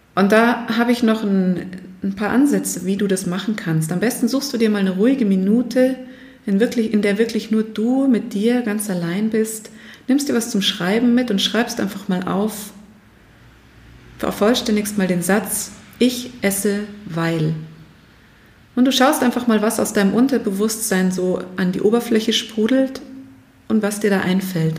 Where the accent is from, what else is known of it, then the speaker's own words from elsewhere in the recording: Germany; bei uns in Deutschland